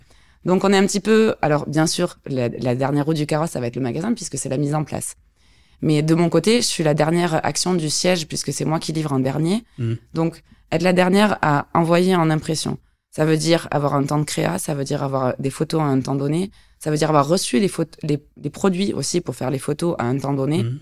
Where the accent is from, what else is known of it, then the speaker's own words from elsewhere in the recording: Montpellier, Occitania, France; je suis une sudiste, une vraie. Je suis de Montpellier, d'un petit village à côté, je dirais même